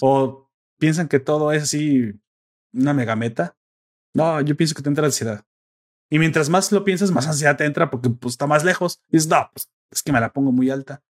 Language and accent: Spanish; Mexico